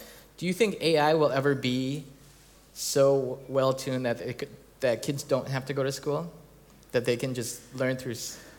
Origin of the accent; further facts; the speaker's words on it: United States; now in Hamburg, Germany; since I'm American, but I live in Germany